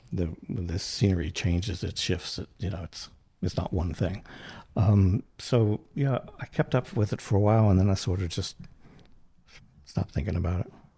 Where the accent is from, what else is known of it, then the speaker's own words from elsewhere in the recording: North Central West Virginia, United States; moved away as an adult; now in Charleston, United States; I'm originally from West Virginia